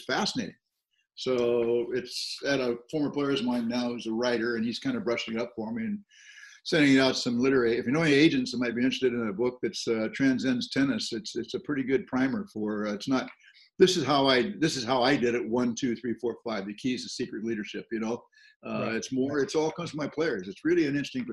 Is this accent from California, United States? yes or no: yes; Southern California, United States; I'm a farm boy, and my folks didn't play at all. From Southern California